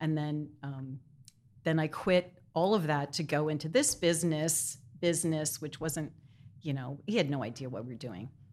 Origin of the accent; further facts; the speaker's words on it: Wallingford, Pennsylvania, United States; also born or lived in New York City; I'm from Wallingford, Pennsylvania. It's in Delaware County